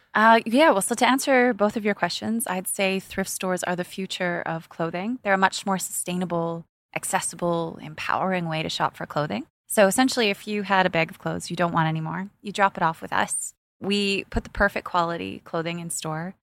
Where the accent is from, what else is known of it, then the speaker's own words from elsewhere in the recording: Canada; now in United Arab Emirates; I grew up in Canada where there's a thrift shop every second street corner